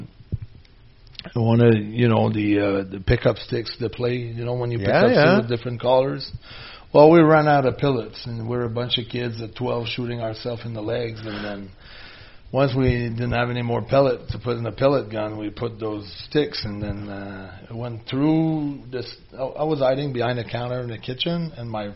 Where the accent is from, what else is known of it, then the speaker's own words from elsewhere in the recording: Quebec, Canada; I was from Louisiana